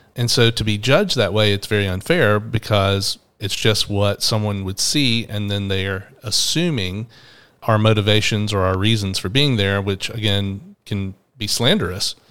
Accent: Atlanta, Georgia, United States; in my twenties and growing up in Atlanta

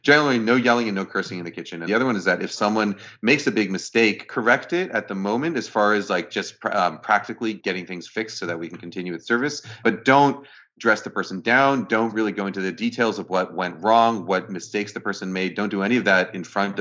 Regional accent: New York, United States; moved away as an adult; now in Bay Area, United States; grew up in New York, and I lived in New York for a long time, and then I moved here 5 years ago to the Bay Area.

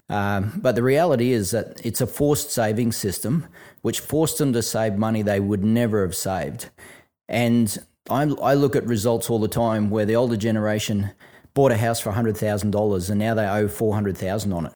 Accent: Brisbane, Queensland, Australia; when I was a kid growing up in Brisbane

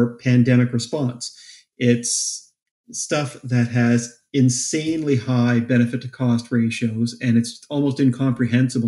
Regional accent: Canada; As a Canadian

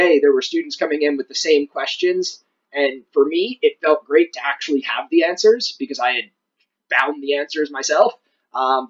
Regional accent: United States; moved away as an adult; now in Ireland; being an American coming abroad and studying at a college

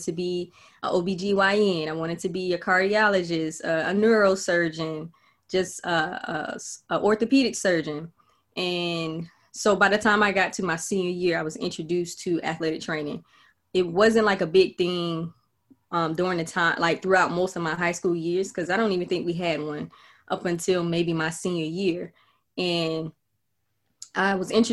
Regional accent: Florida, United States; moved away; also born or lived in Georgia; I'm originally from Florida

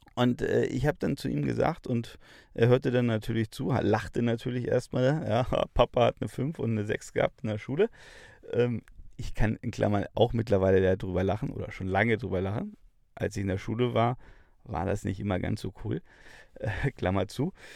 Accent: Bavaria, Germany; bei uns in Bayern

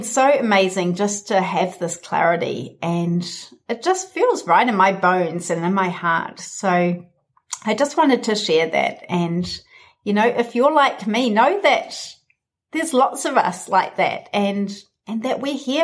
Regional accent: New Zealand; my home country, New Zealand

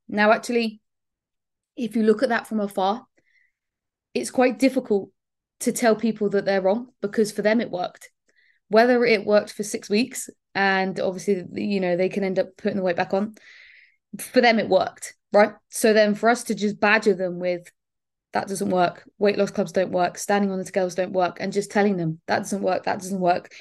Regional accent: Bournemouth, South West England, United Kingdom; I am from Bournemouth, so literally the other end of the country.

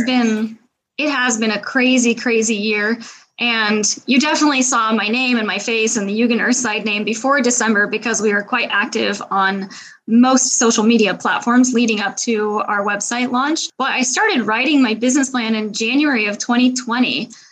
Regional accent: Seattle, Washington, United States; moved away as an adult; now in Paris, France; I am an American, but I live in Paris, France. I'm originally from Seattle, Washington

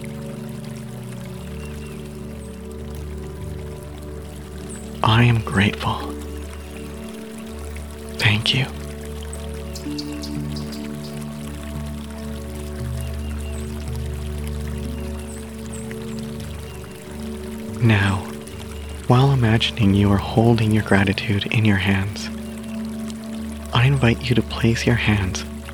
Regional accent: Canada; I'm Canadian

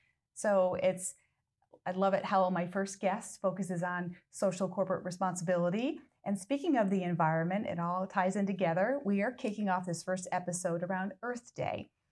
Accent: New York, United States; I'm from that area as well. I've been down in Florida for quite a while, but I know Saratoga. I'm from a little town just south of it.

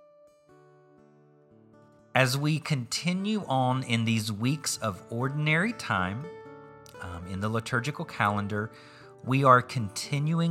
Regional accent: southeastern U.S., Southeastern United States, United States; accent: Southern; I grew up in a place and culture in the southeastern U.S. where family was important.

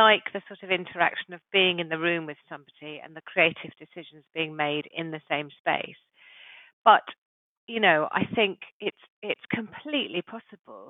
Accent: Saffron Walden, East of England, United Kingdom; also born or lived in Yorkshire; I grew up in Saffron Walden in Essex

